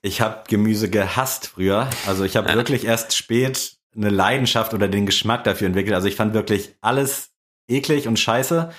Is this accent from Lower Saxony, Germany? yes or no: yes; Buxtehude, Lower Saxony, Germany; bei uns in Buxtehude ist Pfingsten halt echt so gefühlt mit das größte Ding